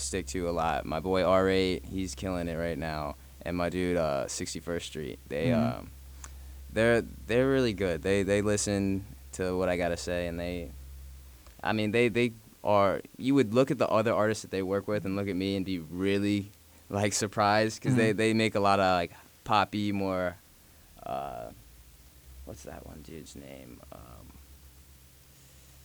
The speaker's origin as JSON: {"language": "English", "country": "Jamaica", "said": "I'm Jamaican"}